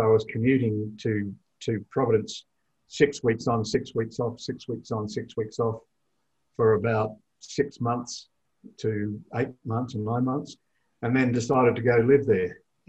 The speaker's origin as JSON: {"language": "English", "town": "Perth", "region": "Western Australia", "country": "Australia", "tie": "born or raised there", "also_born_or_lived": "England / Europe / United States", "said": "I was born in Perth in Western Australia."}